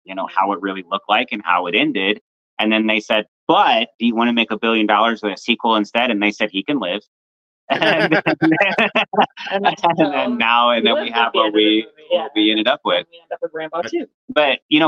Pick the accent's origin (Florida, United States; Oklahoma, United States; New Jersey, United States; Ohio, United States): Florida, United States; I'm not a Californian, but just a jealous Floridian